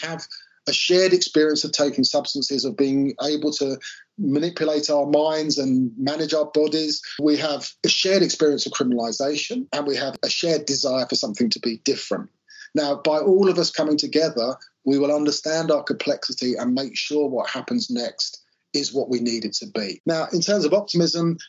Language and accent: English; Bath, South West England, United Kingdom; my hometown of Bath